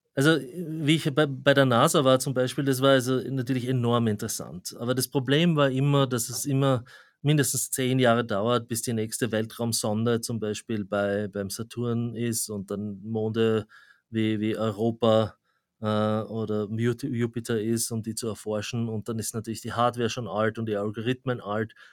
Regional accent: Graz, Styria, Austria; moved away as an adult; also born or lived in Zurich, Switzerland; now in New York, United States; wie man am Akzent schon hört, ich komme ursprünglich aus Österreich, also aus, aus Graz

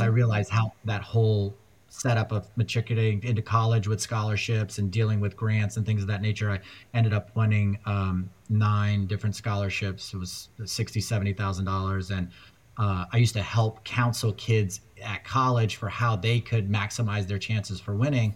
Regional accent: Afghanistan; moved away; I was born in Afghanistan

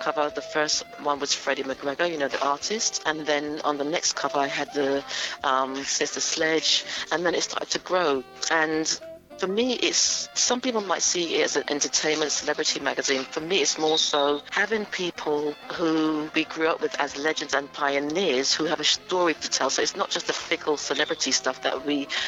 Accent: London, United Kingdom; I grew up in Willesden, North London, Northwest London.

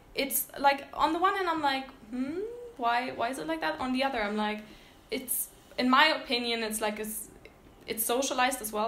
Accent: Berlin, Germany; I'm from Berlin

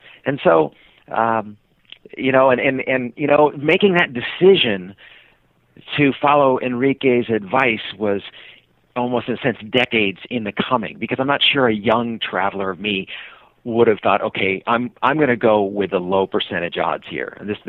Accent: Seattle, Washington, United States; And I said, "I'm from Seattle."

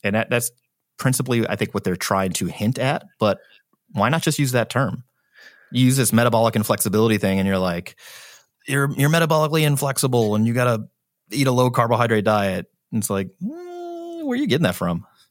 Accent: St. Louis, Missouri, United States; moved away; I'm from Saint Louis.

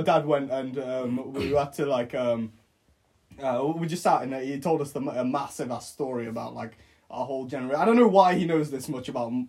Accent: Bangladesh; I was born in Bangladesh

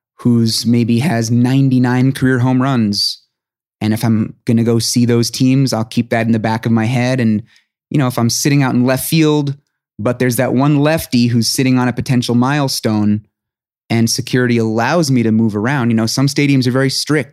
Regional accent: New York City, New York, United States; I grew up in New York City

